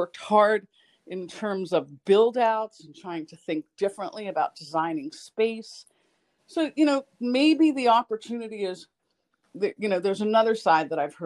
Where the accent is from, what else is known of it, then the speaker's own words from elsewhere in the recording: New York City, New York, United States; I'm a New Yorker